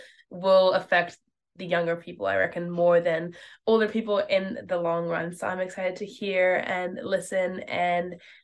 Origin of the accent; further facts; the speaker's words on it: Whanganui, Manawatū-Whanganui, New Zealand; I'm from Whanganui Aotearoa. I am 17